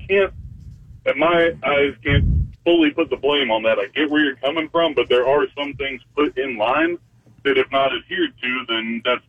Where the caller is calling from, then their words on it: United States; from up in the panhandle.